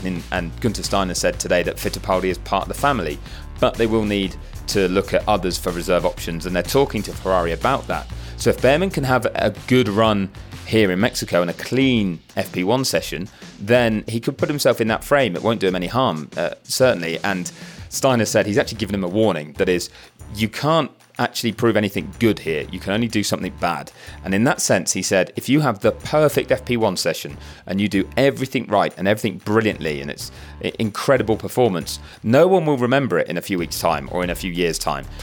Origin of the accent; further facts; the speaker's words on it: United Kingdom; as a Brit